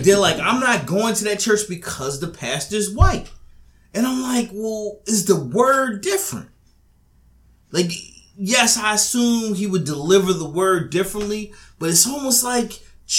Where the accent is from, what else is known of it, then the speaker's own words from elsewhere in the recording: Philadelphia, Pennsylvania, United States; moved away; So where I currently live, so I'm from Philadelphia, but I moved to another area.